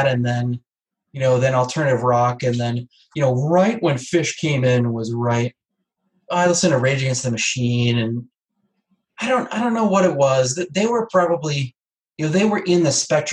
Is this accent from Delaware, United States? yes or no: yes; Wilmington, Delaware, United States; also born or lived in Chester County, Pennsylvania / Hanover, New Hampshire; now in Norwich, United States; I grew up in the Wilmington, Delaware, kind of southern Chester County, Pennsylvania area